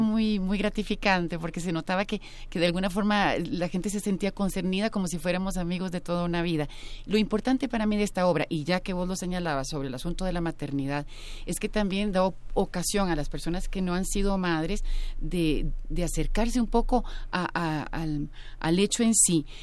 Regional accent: Costa Rica; en mi país

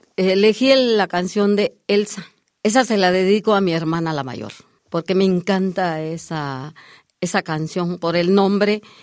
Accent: Chiapas, Mexico; moved away; yo llego de Chiapas porque yo soy nacida en Chiapas

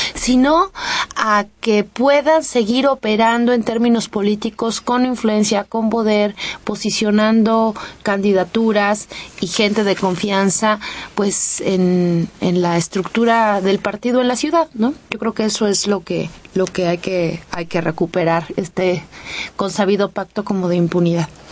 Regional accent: Mexico; nuestro país

